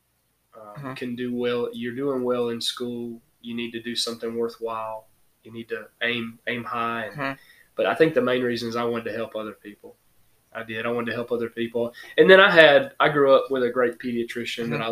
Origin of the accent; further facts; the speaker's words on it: Mount Vernon, Georgia, United States; moved away as an adult; also born or lived in Soperton, Georgia; now in Millen, United States; I'm originally from Mount Vernon, Georgia